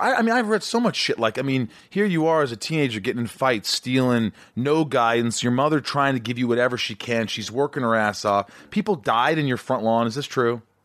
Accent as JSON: {"language": "English", "town": "Evansville", "region": "Indiana", "country": "United States", "tie": "born or raised there", "also_born_or_lived": "New York", "moved": "yes", "said": "I was born in New York, I grew up in Southern Indiana"}